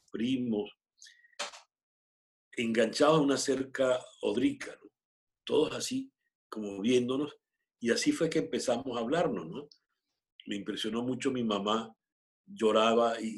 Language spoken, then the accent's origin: Spanish; Mexico; born there; todos nacimos en México, pero en, con todo y la modestia había siempre espacio